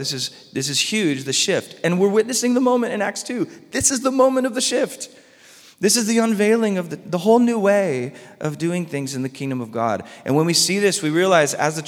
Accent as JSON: {"language": "English", "area": "Orange County", "region": "California", "country": "United States", "tie": "born or raised there", "also_born_or_lived": "San Diego", "said": "when we moved from Orange County to San Diego, I was sad. All my friends were in Orange County"}